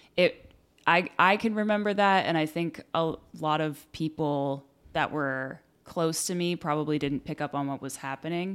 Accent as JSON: {"language": "English", "town": "Exeter", "region": "New Hampshire", "country": "United States", "tie": "born or raised there", "also_born_or_lived": "Sacramento, California / Worcester, Massachusetts", "moved": "yes", "lives_now": "California, United States", "said": "my whole childhood, I was in Exeter"}